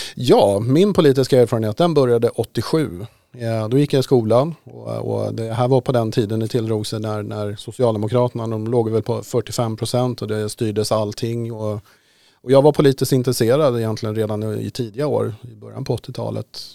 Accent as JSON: {"language": "Swedish", "town": "Haninge", "region": "Stockholm County", "country": "Sweden", "tie": "born or raised there", "said": "i Haninge då där jag växte upp"}